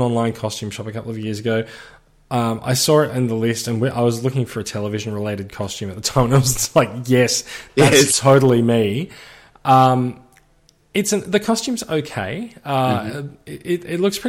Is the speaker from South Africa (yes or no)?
no; Melbourne, Victoria, Australia; now in Sydney, Australia; I grew up in Melbourne